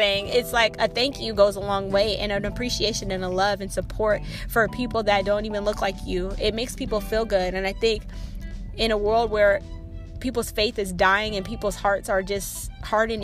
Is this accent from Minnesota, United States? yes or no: no; Seattle, Washington, United States; moved away as an adult; also born or lived in Oregon; I grew up in Seattle, Washington, where I grew up around a lot of culture